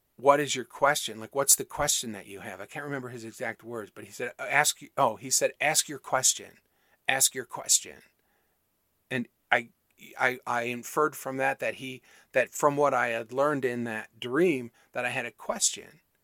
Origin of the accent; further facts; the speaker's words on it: Michigan, United States; where I grew up in Michigan